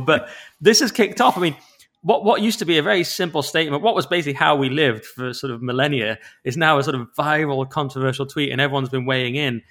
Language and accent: English; England, United Kingdom; I'm English